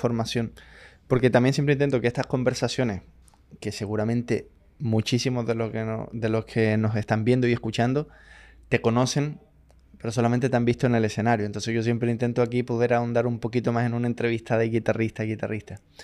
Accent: Chile; yo siendo chileno

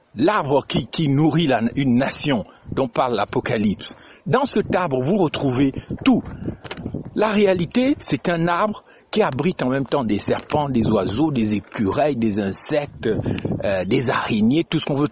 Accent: Gabon; chez nous au Gabon

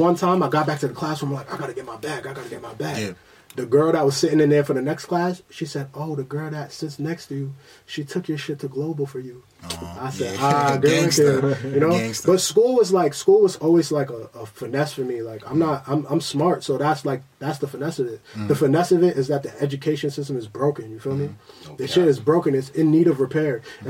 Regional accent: Queens, New York, United States; When I was younger, like, and I'm from Queens, so mm-hmm. we from that house party.

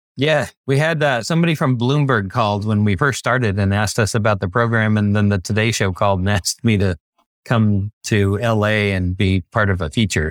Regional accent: Bay Area, California, United States; I grew up in the Bay Area

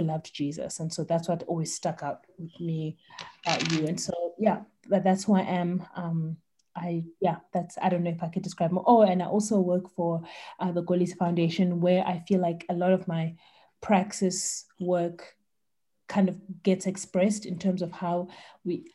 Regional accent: East London, Eastern Cape, South Africa; now in Cape Town, South Africa; I was born in East London. I live in Cape Town with my beautiful family

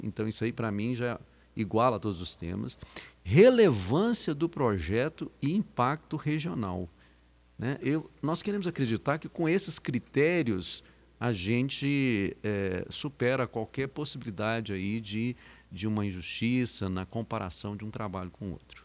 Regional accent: Minas Gerais, Brazil; now in Patrocínio, Brazil; de uma feira de ciências lá na minha terra natal

